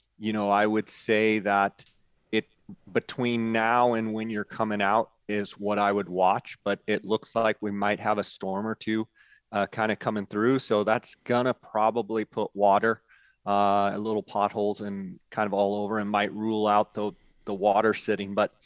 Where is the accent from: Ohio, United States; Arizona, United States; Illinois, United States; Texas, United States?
Arizona, United States; also born or lived in California; I was born in California, but moved over here when I was one. And so I feel like I'm an Arizona native.